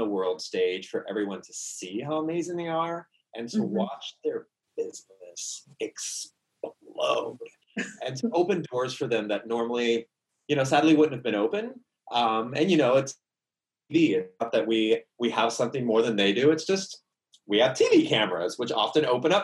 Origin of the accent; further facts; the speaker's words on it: the South, Southern United States, United States; accent: Southern; my Southern accent just came out